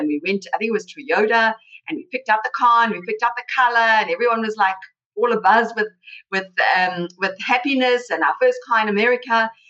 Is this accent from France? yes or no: no; South Africa; moved away as an adult; now in United States; I came from South Africa. I was an immigrant myself. I came here 22 years ago.